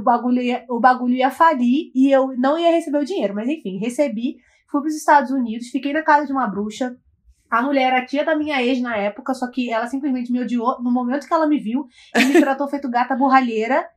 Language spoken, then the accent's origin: Portuguese; Brazil; eu sou brasileira